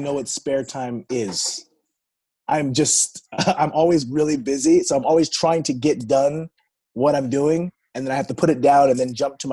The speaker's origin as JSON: {"language": "English", "town": "Las Vegas", "region": "Nevada", "country": "United States", "moved": "yes", "lives_now": "Los Angeles, United States", "said": "I'm from Las Vegas"}